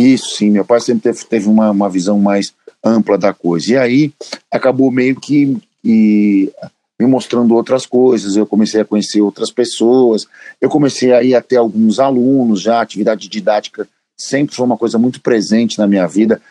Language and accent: Portuguese; São Paulo, Brazil; Eu morava sempre, morava sempre no mesmo lugar. Eu nasci na Moca